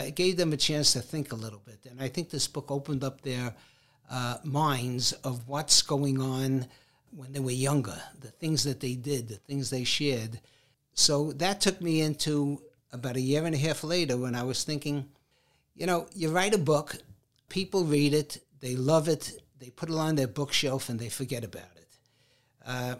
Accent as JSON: {"language": "English", "town": "New York City", "region": "New York", "country": "United States", "tie": "born or raised there", "said": "growing up in Brooklyn."}